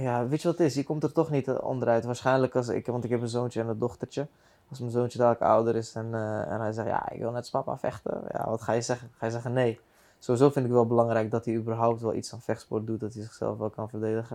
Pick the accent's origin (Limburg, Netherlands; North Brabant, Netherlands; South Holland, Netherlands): South Holland, Netherlands; The Hague; Ik kom van de Hofstad